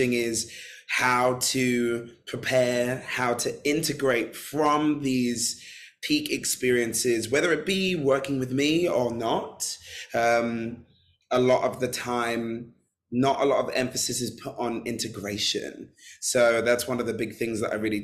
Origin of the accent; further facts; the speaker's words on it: London, United Kingdom; I'm born and raised in London